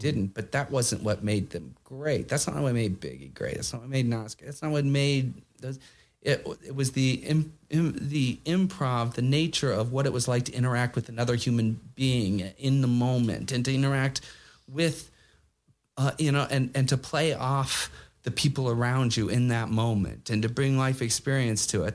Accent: United States; now in New York, United States; as American

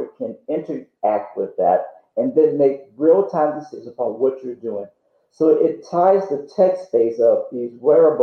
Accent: Louisiana, United States; now in Texas, United States; I'm from Louisiana originally, and we love fried food down there

